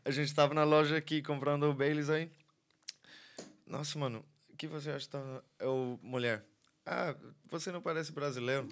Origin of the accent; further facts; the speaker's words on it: Ireland; Portuguese is a second language; Sou irlandês